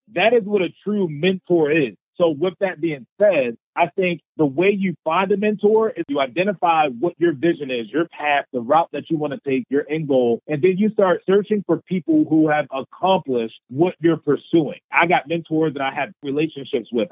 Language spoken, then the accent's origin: English; Baltimore, Maryland, United States; I grew up in Baltimore, Maryland